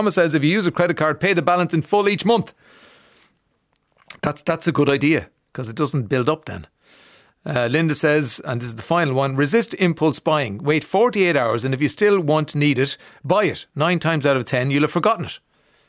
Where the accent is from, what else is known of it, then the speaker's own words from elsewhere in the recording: Ireland; Because a lot of us have Irish names because we're from Ireland and we all have names.